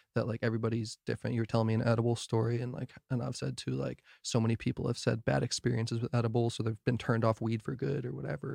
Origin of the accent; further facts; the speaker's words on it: New Jersey, United States; now in Kansas, United States; I'm from Jersey